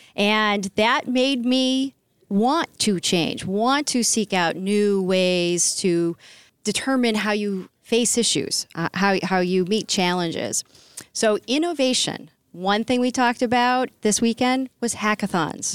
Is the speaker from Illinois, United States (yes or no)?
no; New Hampshire, United States; I'm from New Hampshire. I am a New Hampshirite